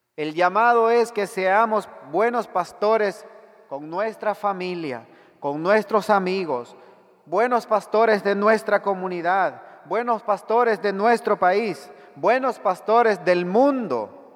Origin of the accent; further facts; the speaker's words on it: El Salvador; En mi país